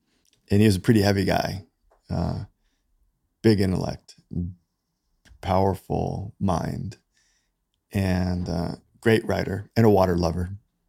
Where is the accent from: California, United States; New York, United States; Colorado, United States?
New York, United States; New York City; moved away; So I grew up, I was born in New York City.